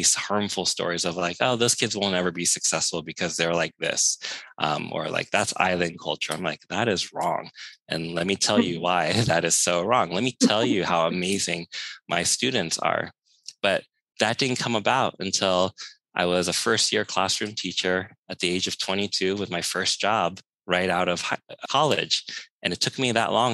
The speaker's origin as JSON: {"language": "English", "town": "San Francisco", "region": "California", "country": "United States", "tie": "born or raised there", "said": "growing up in San Francisco's Chinatown"}